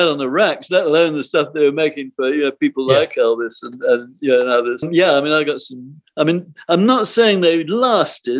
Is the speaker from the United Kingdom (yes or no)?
yes; United Kingdom; moved away as an adult; also born or lived in North Hollywood, Los Angeles; I was British